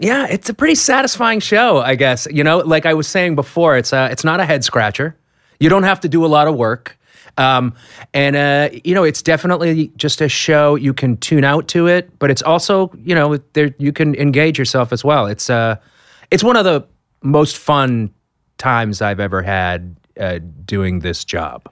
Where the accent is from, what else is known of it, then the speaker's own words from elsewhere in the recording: Boston, Massachusetts, United States; I'm from Boston